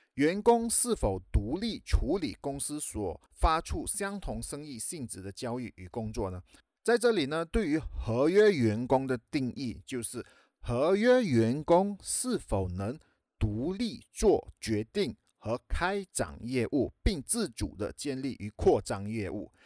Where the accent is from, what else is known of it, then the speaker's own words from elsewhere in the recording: Malaysia; 在马来西亚，也就是我的家乡